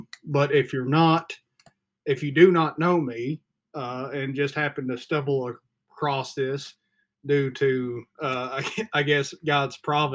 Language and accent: English; the Bible Belt, United States; I grew up in the Bible Belt